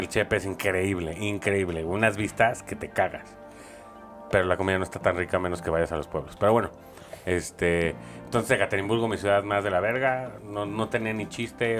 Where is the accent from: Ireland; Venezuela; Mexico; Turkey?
Mexico; en México tenemos